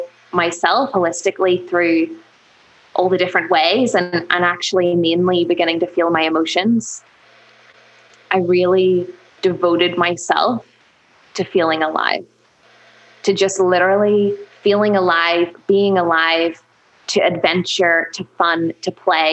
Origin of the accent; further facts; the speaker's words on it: Belfast, Northern Ireland, United Kingdom; accent: Northern Irish; I was born in Belfast, really close to the city. Actually, I've been a city woman all my life